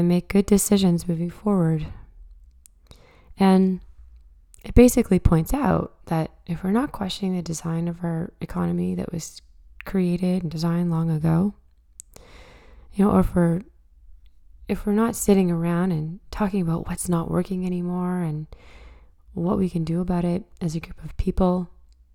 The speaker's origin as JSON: {"language": "English", "town": "Truro", "region": "Nova Scotia", "country": "Canada", "tie": "born or raised there", "moved": "yes", "said": "coming at you from my hometown, Truro, Nova Scotia."}